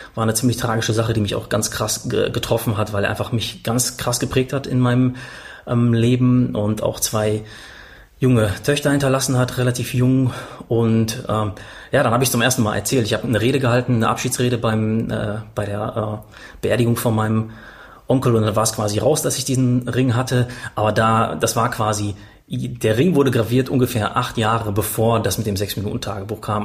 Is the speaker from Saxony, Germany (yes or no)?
no; Paderborn, North Rhine-Westphalia, Germany; einen Park in Paderborn, war das, wo ich aufgewachsen bin